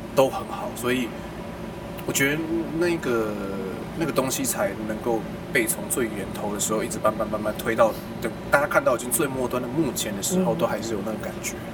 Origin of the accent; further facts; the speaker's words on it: Kaohsiung, Taiwan; 我小时候是在高雄